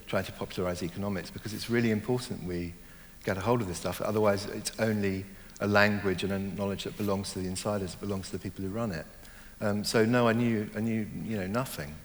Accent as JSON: {"language": "English", "country": "Hong Kong", "tie": "born or raised there", "also_born_or_lived": "Germany / Ireland (ancestry)", "moved": "yes", "lives_now": "London, United Kingdom", "said": "I was born in Germany, I grew up mainly in Hong Kong"}